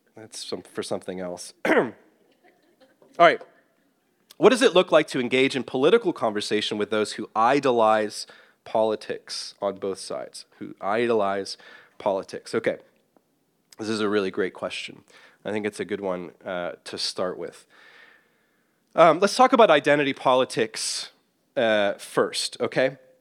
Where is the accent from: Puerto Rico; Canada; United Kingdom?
United Kingdom; Northern Ireland; now in United States; someone from Northern Ireland, which has its own kind of tricky political situation, as many of you would know in my home country